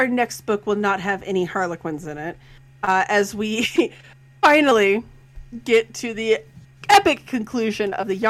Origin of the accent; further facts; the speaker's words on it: Colorado, United States; I'm from Colorado